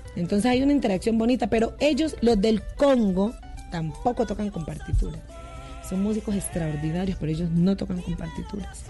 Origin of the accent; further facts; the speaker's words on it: Timbiquí, Cauca, Colombia; now in Cali, Colombia; soy de Timbiquí, pero yo vivo en Cali desde hace muchos años y es como mi segunda tierra